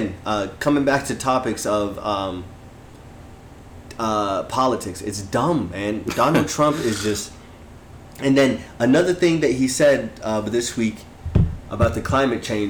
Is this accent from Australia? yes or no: no; Utah, United States; moved away; I moved away from Utah, like I moved away for like 8 years